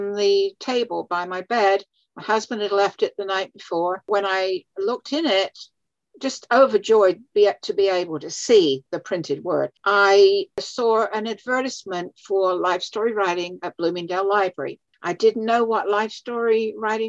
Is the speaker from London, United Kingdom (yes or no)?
yes; London, United Kingdom; moved away as an adult; also born or lived in South Dakota / Massachusetts; now in Valrico, United States; I was born in London, in England. And I lived there until I was about 22, actually.